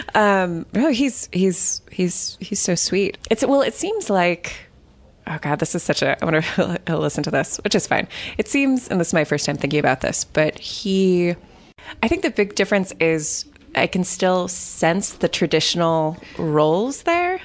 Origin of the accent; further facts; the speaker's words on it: Los Angeles, California, United States; moved away as an adult; now in Ireland; I'm from Los Angeles